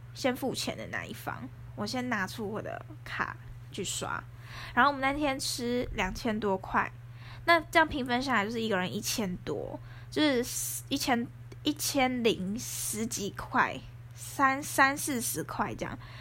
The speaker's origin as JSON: {"language": "Chinese", "region": "Taoyuan", "country": "Taiwan", "said": "因为我是桃园人，然后我住在市区附近"}